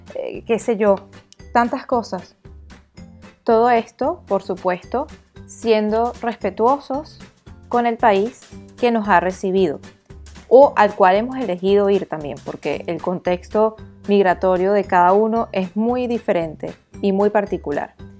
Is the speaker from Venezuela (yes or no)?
yes; Venezuela; moved away as an adult; now in France; soy venezolana